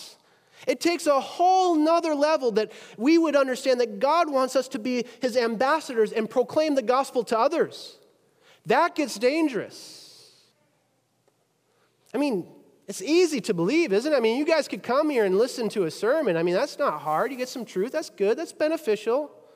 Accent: Wisconsin, United States; moved away; Wisconsin, right? That's my hometown

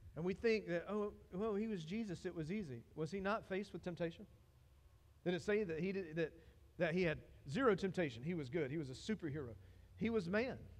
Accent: Dillon, South Carolina, United States; I'm from Dillon

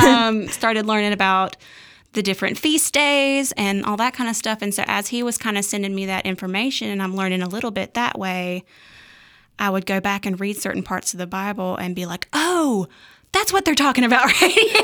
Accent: Ruffin, North Carolina, United States; also born or lived in Reidsville, North Carolina; I was born in Reedsville, North Carolina, um, but I was raised in Ruffin, uh, so I basically grew up in the woods.

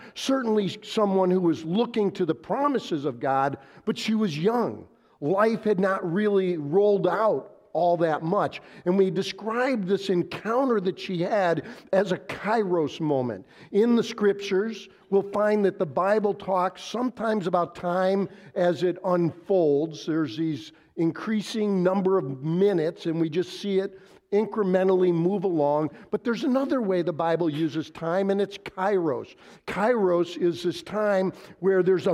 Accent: Wheeling, Illinois, United States; I grew up in Wheeling, just a little bit east of here

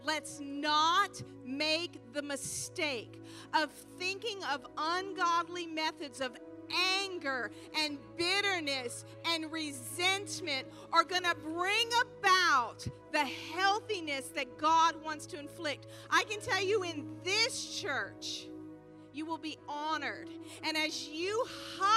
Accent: the Bible Belt, the South, United States; moved away; I'm from the Bible Belt.

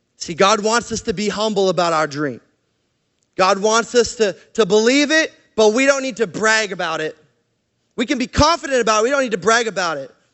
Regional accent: Canada; moved away; also born or lived in Portland, Oregon; I'm Canadian

